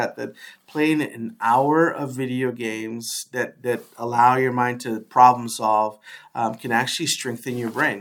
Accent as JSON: {"language": "English", "town": "New York City", "region": "New York", "country": "United States", "tie": "born or raised there", "moved": "yes", "lives_now": "Washington, United States", "said": "I grew up in the Bronx"}